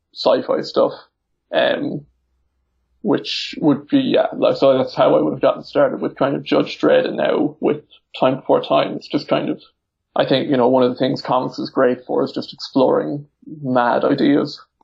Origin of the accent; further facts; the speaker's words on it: Ireland; I'm from Ireland